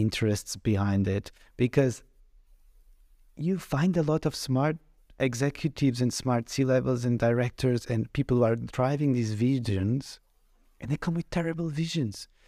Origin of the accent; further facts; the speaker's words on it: Portugal; moved away as an adult; I come from Portugal. Mm. I came mm. in 2009, in the peak of the economic crisis